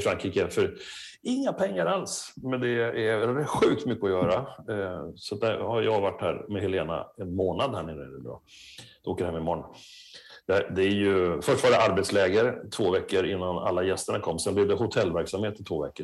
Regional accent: Sweden; now in France; vi lever hemma i Sverige och i Skandinavien

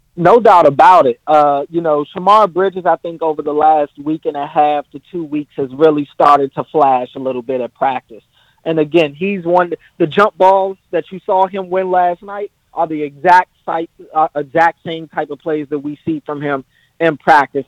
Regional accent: United States; moved away as an adult; now in Baltimore, United States; I'm from the other side of the Beltway. I moved out to Baltimore to go to Morgan State

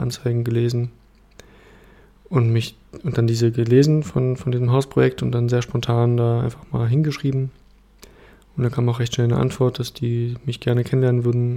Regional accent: Berlin, Germany; moved away as an adult; now in Leipzig, Germany; Also, also ich bin ähm, in Berlin aufgewachsen und meine Familie kommt aus Ostdeutschland.

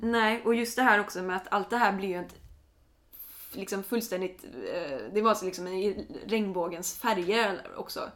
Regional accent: Sweden

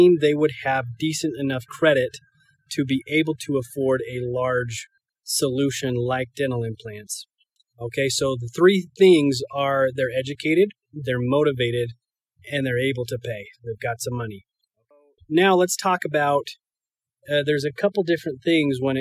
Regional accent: Iona, Idaho, United States; moved away; I'm up in my hometown of Iona, Idaho.

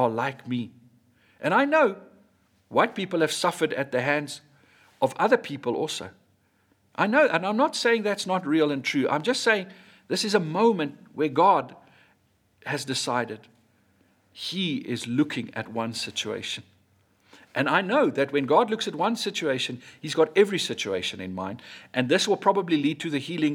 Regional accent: South Africa; I grew up in Hatfield

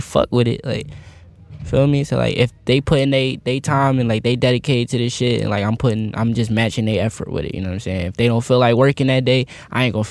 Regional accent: Philadelphia, Pennsylvania, United States; I'm just from Philly

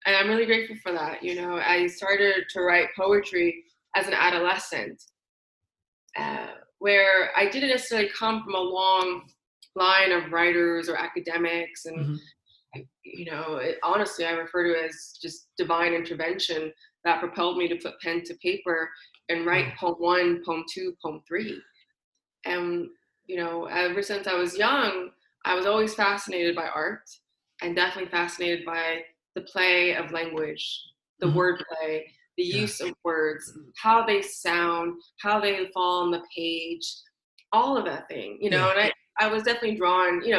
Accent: San Francisco, California, United States; I'm born and raised in San Francisco, California

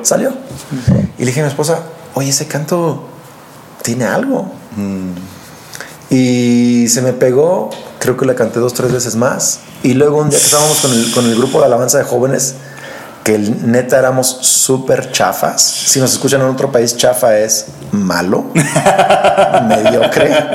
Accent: Lázaro Cárdenas, Michoacán, Mexico; also born or lived in Morelia, Michoacán; ahí crecí yo, literal, en una casa de palapa en una playa llamada Playa Azul

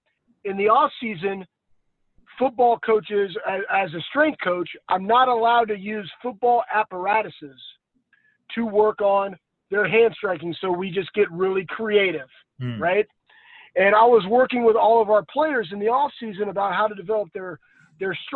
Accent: Texas, United States; moved away as an adult; also born or lived in Columbus, Ohio; I grew up in Texas

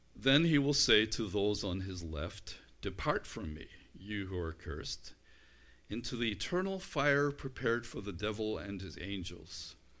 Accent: United Kingdom; I'm British

